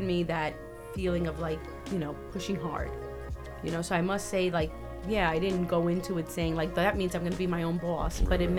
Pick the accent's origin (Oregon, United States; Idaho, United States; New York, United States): New York, United States; such an eye opener being a New Yorker